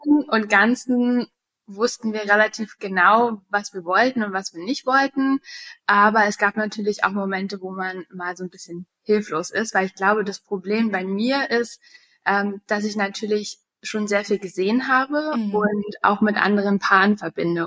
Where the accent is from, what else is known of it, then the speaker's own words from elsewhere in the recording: Berlin, Germany; moved away as an adult; also born or lived in United States; ich bin gebürtige Berlinerin und habe viele Jahre im Ausland gelebt.